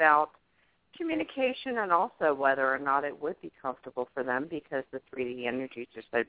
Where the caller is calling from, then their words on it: Pennsylvania, United States; I'm calling from Pennsylvania.